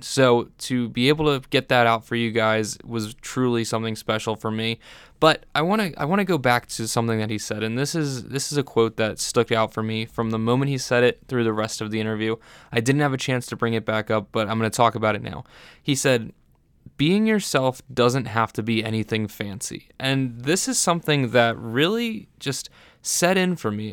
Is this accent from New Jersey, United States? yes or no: yes; Vineland, New Jersey, United States; I'm from Vineland, New Jersey